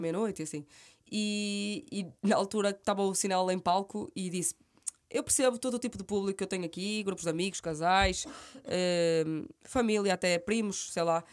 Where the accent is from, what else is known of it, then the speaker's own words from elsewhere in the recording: Guimarães, Norte, Portugal; accent: minhoto; moved away as an adult; now in Lisbon, Portugal; um sotaque minhoto tão uhum. uh, vincado como o meu